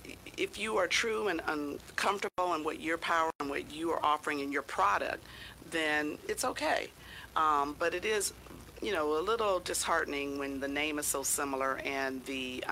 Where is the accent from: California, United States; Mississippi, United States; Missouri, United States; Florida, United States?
California, United States; San Diego; I grew up in San Diego